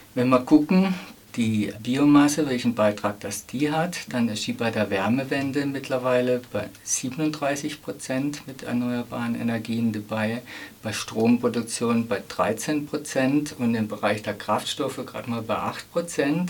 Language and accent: German; Emmendingen, Baden-Württemberg, Germany; meine Heimatstadt Emmendingen